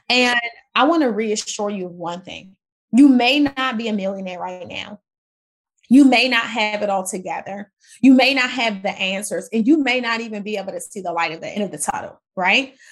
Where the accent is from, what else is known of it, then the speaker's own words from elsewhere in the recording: Washington, District of Columbia, United States; also born or lived in Maryland / Virginia; I grew up in Washington, D C. Yeah, Maryland, Virginia area